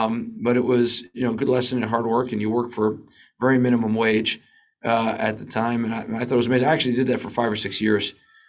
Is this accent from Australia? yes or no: no; New York City, New York, United States; moved away as an adult; now in Tel Aviv, Israel; so I grew up in Manhattan